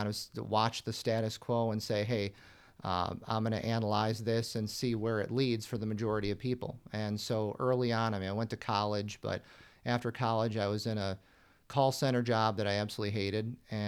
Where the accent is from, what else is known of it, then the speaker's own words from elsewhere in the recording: Buffalo, New York, United States; I was born in the Buffalo area, born and raised in Western New York. So I'm accustomed to being buried in snow, you know, 4 or 5 months out of the year.